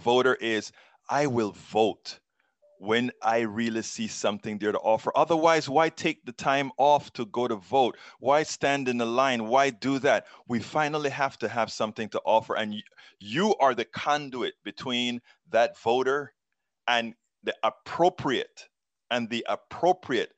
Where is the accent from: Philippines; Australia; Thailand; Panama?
Panama; now in United States; I'm from Central America. I am from Panama